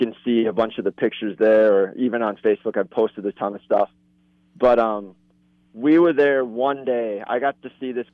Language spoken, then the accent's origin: English; Ladysmith, Wisconsin, United States; also born or lived in Chetek, Wisconsin; I'm actually from Ladysmith, born and raised in Ladysmith, Wisconsin, which is just down the road.